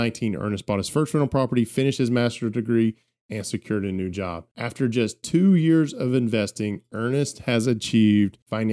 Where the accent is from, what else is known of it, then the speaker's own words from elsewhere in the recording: the South, United States; I am from the South